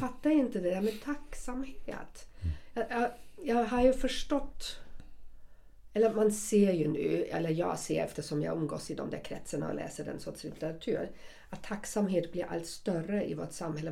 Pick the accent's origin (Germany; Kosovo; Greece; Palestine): Germany; accent: German; Swedish is a second language; now in Sweden; jag har fortfarande mitt tyska uttal, för någon svensk kommer jag alltid vara en tyska